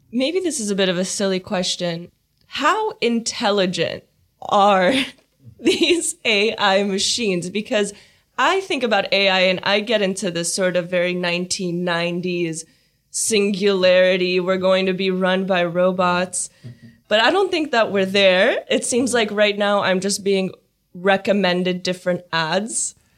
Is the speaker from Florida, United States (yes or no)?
no; Silicon Valley, California, United States; I'm from the Silicon Valley. That's where I grew up